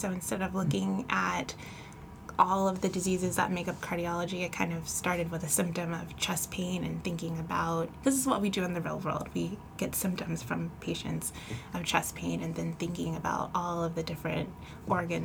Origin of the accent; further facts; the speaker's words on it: Elk Grove, California, United States; also born or lived in Pasadena, California; I'm actually originally from Pasadena, California, but I've been living in Northern California, Elk Grove, Sacramento area since about fifth grade, so consider myself a NorCal gal